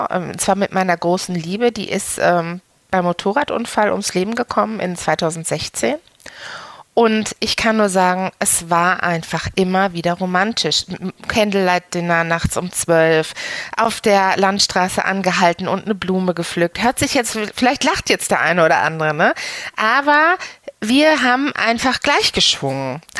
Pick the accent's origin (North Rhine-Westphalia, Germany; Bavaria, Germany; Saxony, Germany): North Rhine-Westphalia, Germany; Dortmund; was verbindet mich mit Dortmund? Ähm, mein, ähm, mein ganzes Leben, ne? weil ich, äh, ich bin nicht weit gekommen. ich bin immer noch hier.